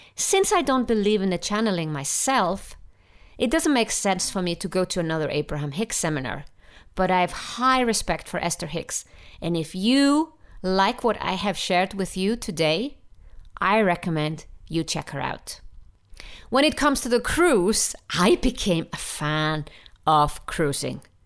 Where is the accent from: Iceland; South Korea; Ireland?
Iceland; I'm from Iceland